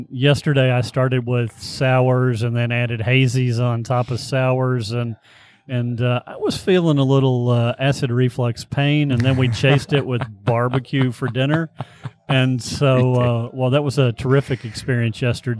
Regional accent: Frankfort, Kentucky, United States; And so I grew up in Frankfurt smelling the Buffalo Trace, the mash and such.

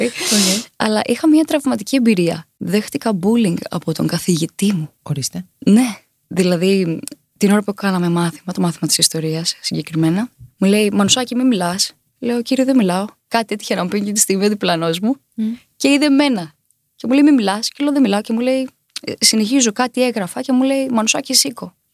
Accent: Chania, Crete, Greece; moved away as an adult; now in Athens, Greece; έφυγα από την Κρήτη. Για πάντα

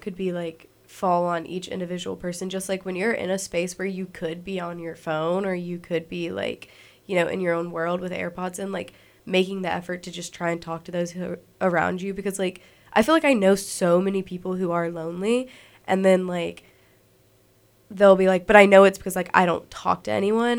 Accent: Alabama, United States; being, like, a little artist in Alabama

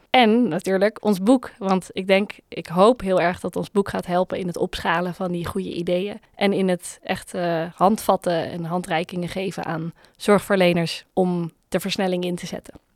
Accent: Netherlands; als Nederlanders

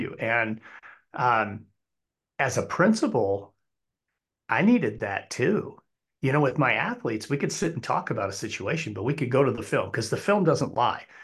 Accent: Wyoming, United States; moved away as an adult; also born or lived in Arizona; we moved back to, uh, my home state of Wyoming

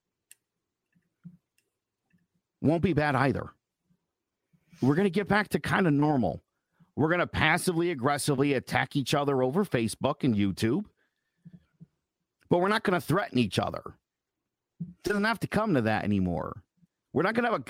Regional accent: United States; As an American

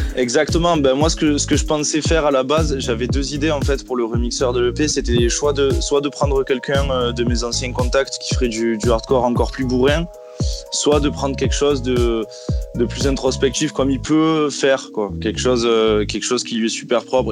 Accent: Marseille, Provence-Alpes-Côte d'Azur, France; now in Toulouse, France; je suis marseillais hein, à la base. Je suis de Marseille, mais je vis à Toulouse maintenant

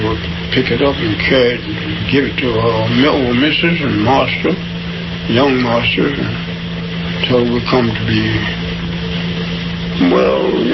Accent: Charlottesville, Virginia, United States; I was born in Charlottesville, Virginia

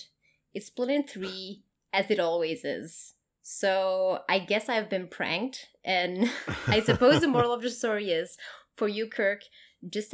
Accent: Queensland, Australia; I'm from Queensland

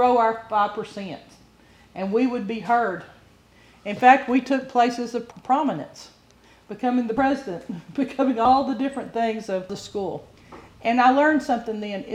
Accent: Bible Belt, Southern United States, United States; I'm from the Bible Belt

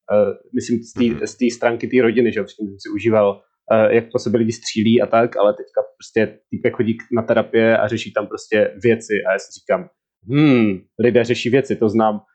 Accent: Czechia; Sám jsem strávil dětství na Vesíci

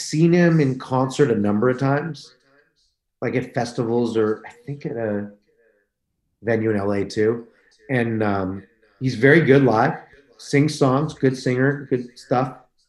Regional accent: Canada; we're both homeless, like, and we're both Canadian, and we're both black.

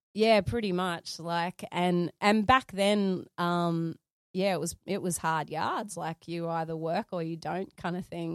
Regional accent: Sydney, New South Wales, Australia; I grew up in Sydney, Carlingford

